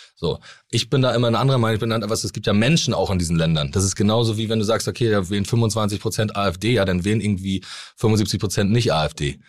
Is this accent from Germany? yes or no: yes; Rostock, Mecklenburg-Vorpommern, Germany; accent: Norddeutsch; Mein Opa war Fischer, mein Vater ist Seemann gewesen. Und äh, bei uns ist das einfach so, dass jeder angelt.